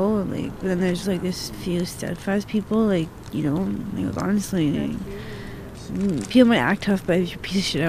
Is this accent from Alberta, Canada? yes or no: yes; Edmonton, Alberta, Canada; I grew up in Edmonton.